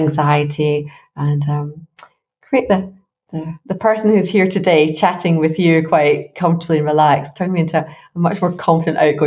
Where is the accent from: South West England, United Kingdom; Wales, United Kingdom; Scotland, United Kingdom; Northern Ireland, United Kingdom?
Scotland, United Kingdom; Glasgow; I grew up in Scotland